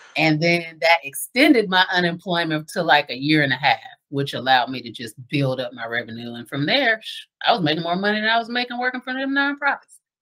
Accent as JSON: {"language": "English", "town": "Dayton", "region": "Ohio", "country": "United States", "tie": "born or raised there", "moved": "yes", "said": "now that I'm back here in Dayton full time, I never would have thought I would be back in my hometown"}